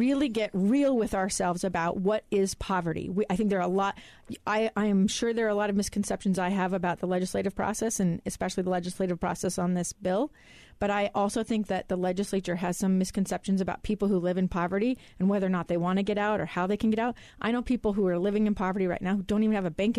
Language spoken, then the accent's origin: English; Alaska, United States; now in Utah, United States; my hometown of Alaska